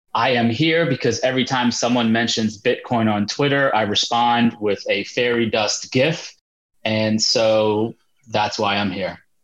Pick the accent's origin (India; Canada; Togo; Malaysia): India; I'm Indian